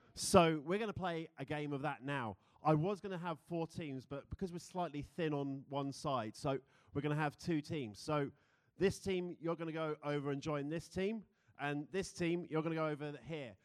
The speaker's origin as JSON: {"language": "English", "country": "United Kingdom", "accent": "British", "moved": "yes", "lives_now": "United States", "said": "being a Brit in America"}